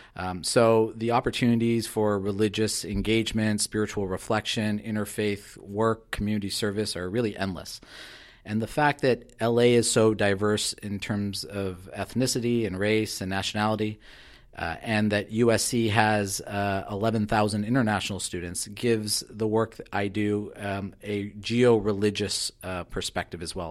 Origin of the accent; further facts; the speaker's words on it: Southern California, United States; I was very young when we moved to Southern California